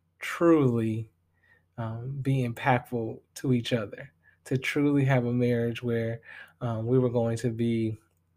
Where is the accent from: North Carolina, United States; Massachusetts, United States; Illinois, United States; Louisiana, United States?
Illinois, United States; Chicago Heights; moved away as an adult; also born or lived in Bloomington, Indiana; I hail from the Chicagoland area, but I'm going to be real with y'all. I rep the 60411 Chicago Heights